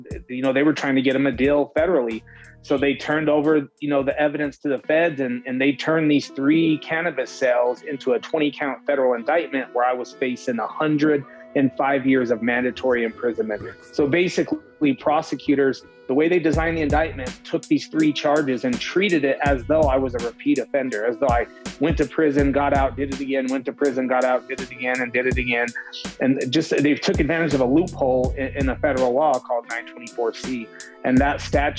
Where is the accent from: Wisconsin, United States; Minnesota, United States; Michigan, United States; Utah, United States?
Utah, United States; Salt Lake City; moved away; also born or lived in California; my city, Salt Lake City